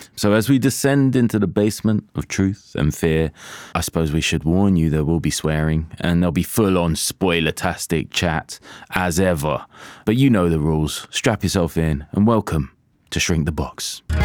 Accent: Jamaica; moved away; I am a Jamaican

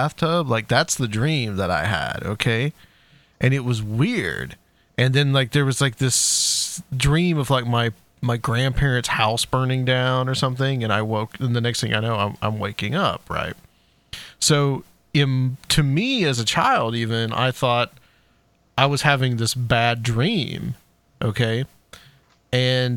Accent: Chattanooga, Tennessee, United States; now in Nashville, United States; I'm live in Nashville now. I'm from Chattanooga

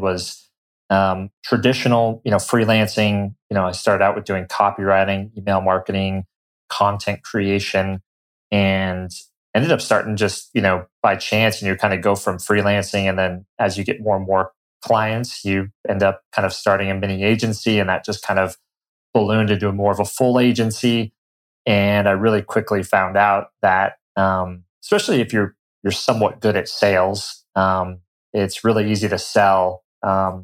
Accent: Colorado, United States; moved away; I'm originally from Colorado. Grew up, you know, in the mountains there

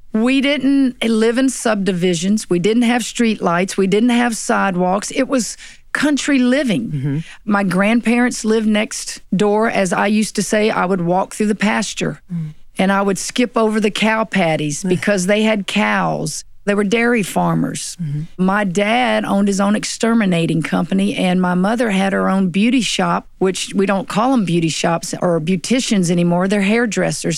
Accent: Tickfaw, Louisiana, United States; also born or lived in Santa Ana, California; grew up in Tangipahoa

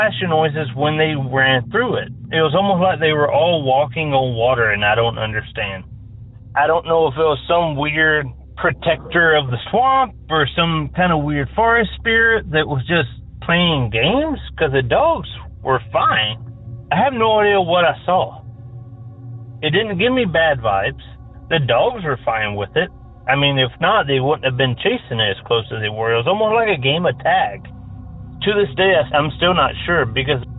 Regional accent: Tennessee, United States; now in California, United States; I'm originally from Tennessee

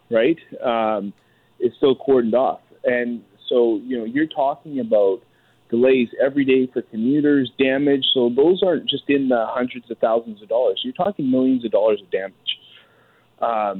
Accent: British Columbia, Canada; I grew up in British Columbia

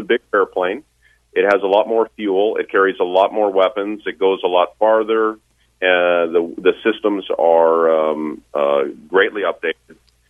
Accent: Queenston, Ontario, Canada; moved away as an adult; also born or lived in Niagara Falls / Kingston / Cold Lake / Patuxent River; I'm from Niagara Falls. In fact, grew up in Queenston, Ontario, and Niagara Lake is my stomping grounds.

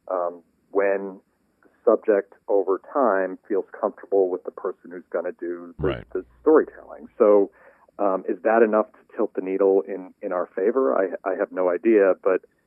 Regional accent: Washington, District of Columbia, United States; a World Series in my hometown

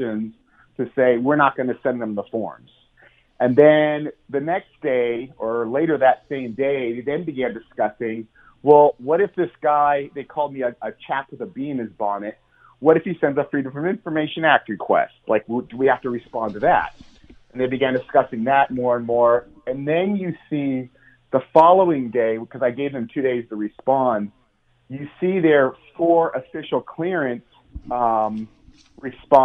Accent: United States; accent: American; now in Spain; I'm an American, as you can tell from my accent. I'm American, yeah. And I'm living in Spain.

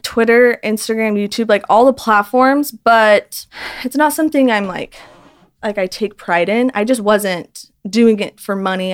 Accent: Utah, United States; I'm from Utah where it's just everyone knows everyone.

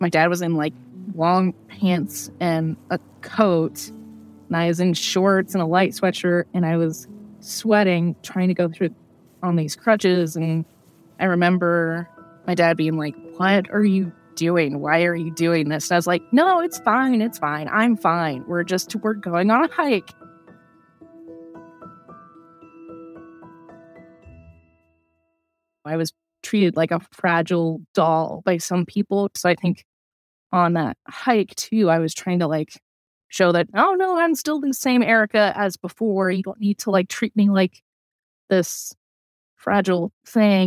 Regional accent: Iowa, United States; moved away as an adult; also born or lived in New Mexico; now in Richmond, United States; I'm originally from Iowa. I just recently moved to Richmond, Virginia

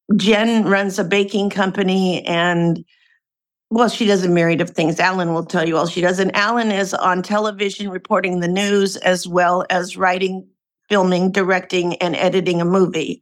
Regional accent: Portland, Oregon, United States; moved away as an adult; now in California, United States; I'm a West Coast gal. I was born and raised in Portland, Oregon, and then came down to California to go to college and have been here since

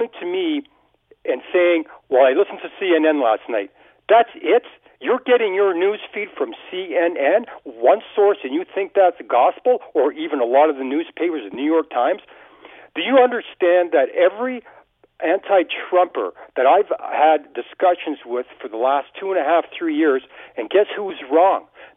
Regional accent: Canada; being Canadian

